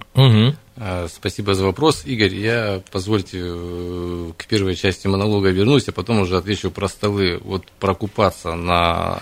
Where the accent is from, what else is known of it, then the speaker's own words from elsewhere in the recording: Krasnoyarsk, Krasnoyarsk Krai, Russia; я сам красноярец. Я родился и вырос в Зеленой Роще